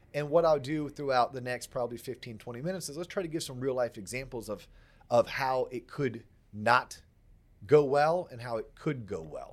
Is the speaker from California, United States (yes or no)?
no; Central Florida, United States; also born or lived in England / Atlanta / West Palm Beach, Florida; I grew up in Central Florida